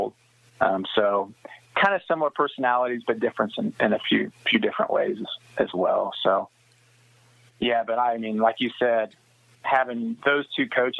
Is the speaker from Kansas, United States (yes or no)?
yes; Smith Center, Kansas, United States; growing up in Smith Center